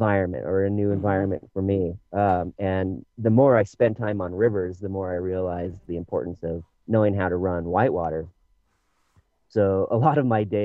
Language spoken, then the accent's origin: English; United States; now in Bend, United States; I was raised in the Tahoe area